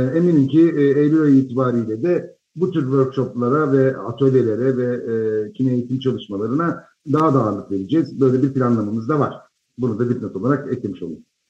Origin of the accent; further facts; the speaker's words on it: Izmir, Turkey; ben doğma büyüme İzmirliyim